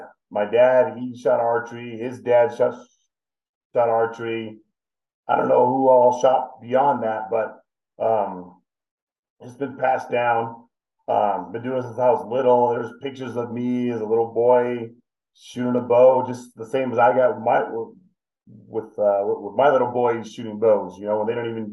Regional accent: California, United States; Southern California, yeah.

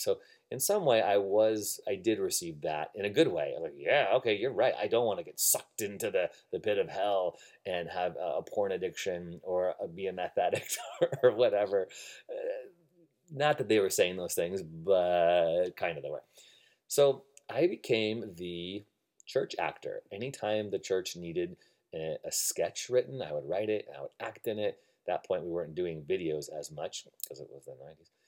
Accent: Illinois, United States; moved away as an adult; also born or lived in Evanston, Illinois / Algonquin, Illinois / Buffalo Grove, Illinois / Rockford, Illinois; now in Redwood City, United States; I moved out from Chicago, Illinois, born and uh, raised 20 some years of my life in Illinois

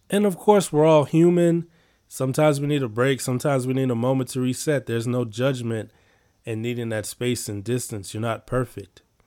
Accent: Chicago, Illinois, United States; I'm from Chicago

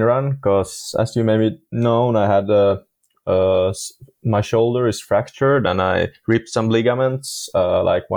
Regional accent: Finland; we're from Finland, so it's everything between rain and snow

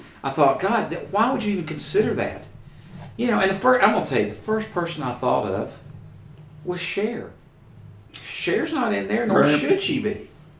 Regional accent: Tennessee, United States; we're from Tennessee.

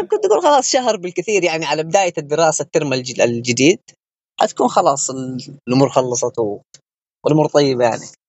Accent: Yemen; moved away as an adult; also born or lived in Wuhan, China; احنا كطلاب يمنيين يعني في الصين

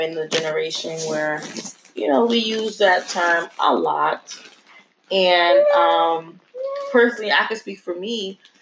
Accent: Newark, New Jersey, United States; growing up in Newark

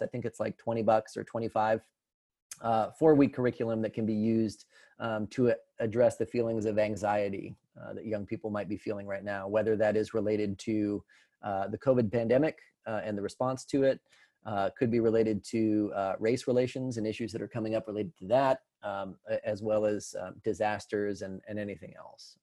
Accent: Colorado, United States; moved away as an adult; now in Tennessee, United States; I come from Colorado originally

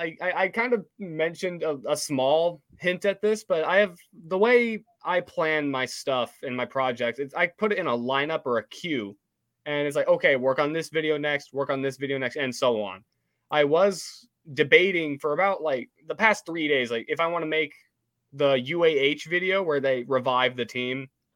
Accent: the South, United States; I grew up in the South. I'm obviously really big into motorsports

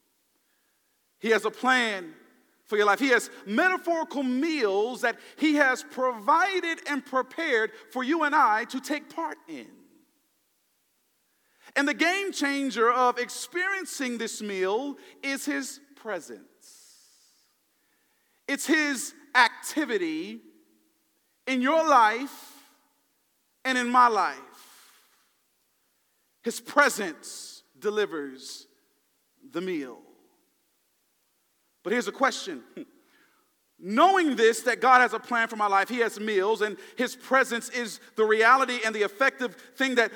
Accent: the South, United States; Now I'm from the South

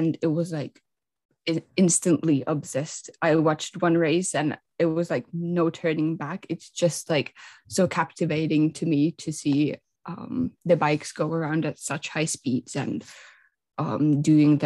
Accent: Finland; I'm 17, and I'm from Finland

